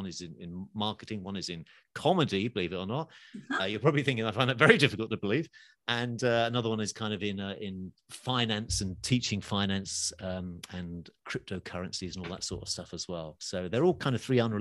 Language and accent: English; England, United Kingdom; moved away as an adult; also born or lived in Los Angeles, United States; I'm from England originally